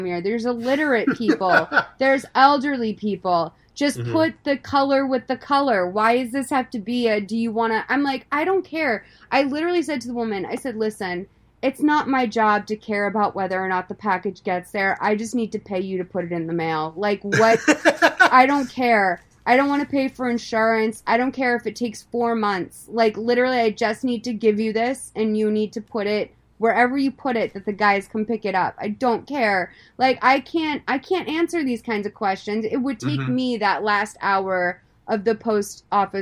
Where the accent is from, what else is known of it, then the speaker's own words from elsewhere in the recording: East Coast, United States; growing up on the East Coast